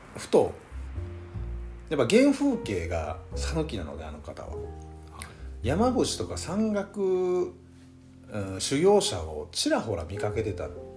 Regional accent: Shikoku, Japan; accent: Shikoku dialect; 我々は普段四国にいて四国方言聞きながら

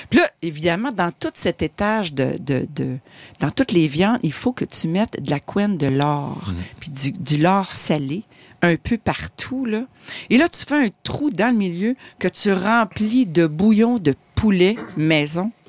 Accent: Quebec, Canada; Le cipote gaspésien, parce que moi, je suis gaspésienne d'origine et fière de l'être.

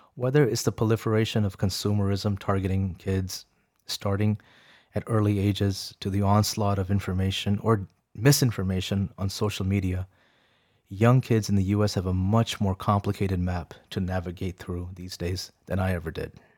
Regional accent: Arlington, Virginia, United States; English is a second language; also born or lived in Rawalpindi, Pakistan / Beijing, China; We settled down in Arlington, Virginia, close by to D C, and I remember my first day at school at Abingdon Elementary

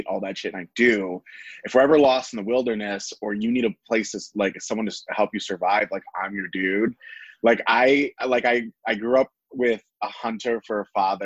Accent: Cleveland, Ohio, United States; I grew up in the West Park area of Cleveland

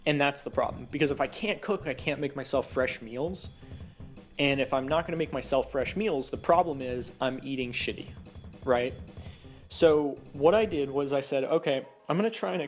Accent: the South, United States; growing up in the South

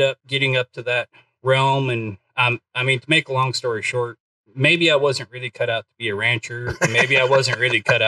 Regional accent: Southern Alberta, Canada; born or raised there; now in Van, United States

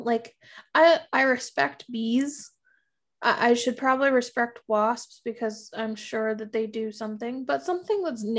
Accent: Florida, United States; I remember fire ants, especially like growing up in Florida, we had some. Obviously here they all just freeze if there are any in Minnesota.

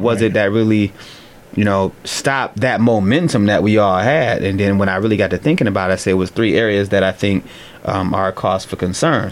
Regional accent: Cleveland, Ohio, United States; I'm an East Sider, so I grew up on the East Side of town in Cleveland.

